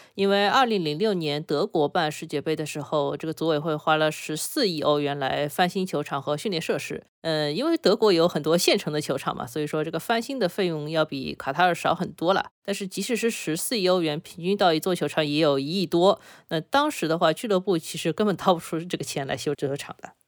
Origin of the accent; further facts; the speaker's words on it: China; 我们中国人非常熟悉的一个概念